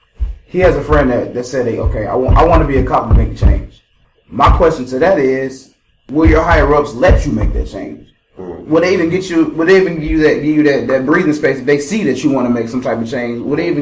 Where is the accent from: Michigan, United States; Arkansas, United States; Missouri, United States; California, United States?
Missouri, United States; St. Louis; I'm from St. Louis. I'm gonna become a cop in St. Louis, and I'm gonna go back to my hood.